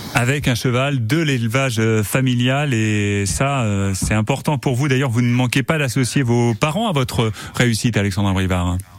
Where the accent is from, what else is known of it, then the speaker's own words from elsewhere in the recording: Sarthe, Pays de la Loire, France; chez nous dans la Sarthe